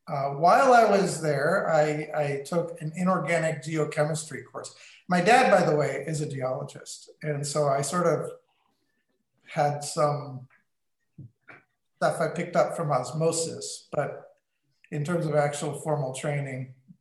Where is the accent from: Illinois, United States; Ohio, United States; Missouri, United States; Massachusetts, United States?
Missouri, United States; St. Louis; also born or lived in Texas / North Dakota / Wyoming; So Grand Forks, North Dakota, and Cheyenne, Wyoming. Now I went to high school in St. Louis